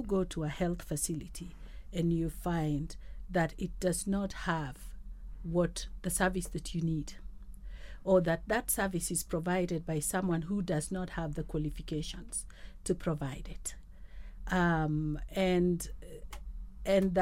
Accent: Kenya; as a Kenyan

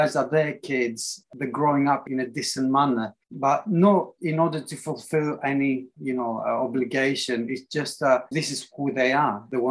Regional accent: Athens, Attica, Greece; English is a second language; moved away as an adult; also born or lived in Manchester, England; now in England; I grew up in Greece, in Athens, as a kid. And then when I was about 21, I decided to come to England.

